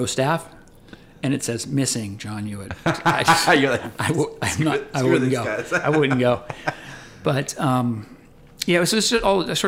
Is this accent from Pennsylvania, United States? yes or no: yes; Tarentum, Pennsylvania, United States; I grew up in a little town in Pennsylvania. It's called Tarentum